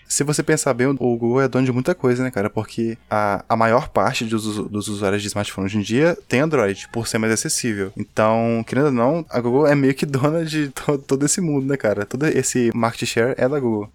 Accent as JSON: {"language": "Portuguese", "town": "Belo Horizonte", "region": "Minas Gerais", "country": "Brazil", "said": "somos mineiros de BH"}